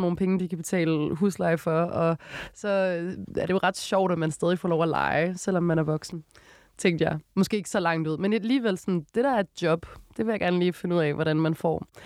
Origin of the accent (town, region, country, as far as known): Odense, Southern Denmark, Denmark; born or raised there; moved away as an adult; now in Copenhagen, Denmark